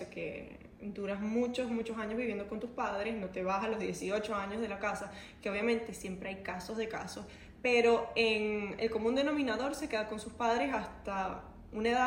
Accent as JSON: {"language": "Spanish", "country": "Portugal", "moved": "yes", "said": "Esa fue la primera razón por la que yo me vine de Portugal, porque yo tengo mi familia allá, o sea, tenía mis amigos, tenía todo."}